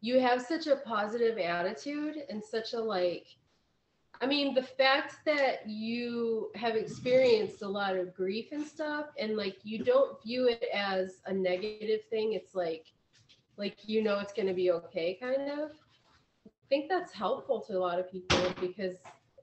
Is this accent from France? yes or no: no; Ohio, United States; moved away; I grew up in Ohio. We don't have scorpions.